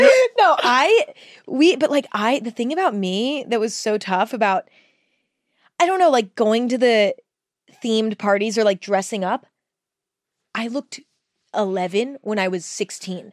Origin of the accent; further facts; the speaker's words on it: Northern California, United States; I grew up in California, but in Northern California